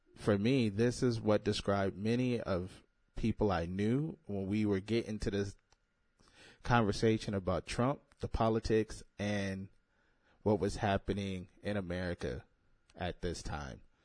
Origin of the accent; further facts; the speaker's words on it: United States; I'm an American